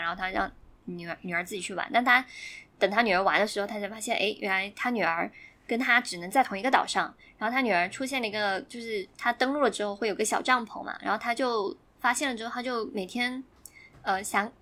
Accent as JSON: {"language": "Chinese", "region": "Guangdong", "country": "China", "said": "因为我超善人嘛，就是很多兄弟姐妹"}